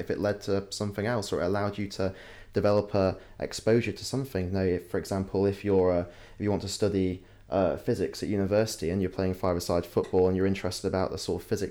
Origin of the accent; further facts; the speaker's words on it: Yorkshire and the Humber, United Kingdom; moved away as an adult; When I was growing up in West Yorkshire